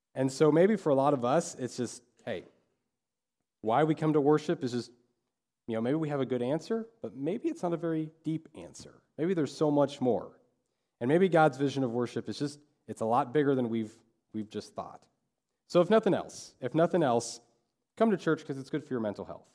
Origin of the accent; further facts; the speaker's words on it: Dodge City, Kansas, United States; I'm from Dodge City.